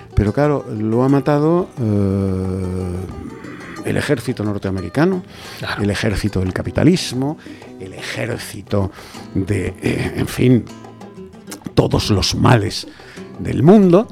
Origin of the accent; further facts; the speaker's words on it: Spain; soy, español